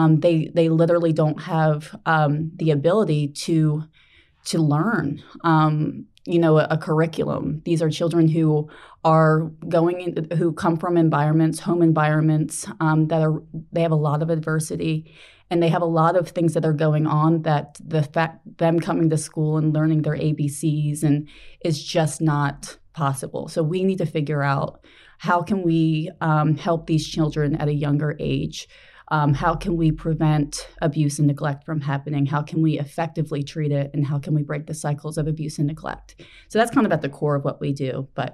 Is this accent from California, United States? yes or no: no; New Jersey, United States; moved away as an adult; I'm from New Jersey